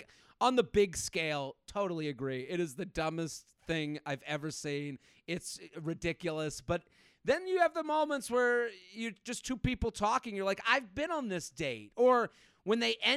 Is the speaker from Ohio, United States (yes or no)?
no; Needham, Massachusetts, United States; moved away as an adult; also born or lived in Pennsylvania; I'm from outside of Boston, town called Needham. I grew up there.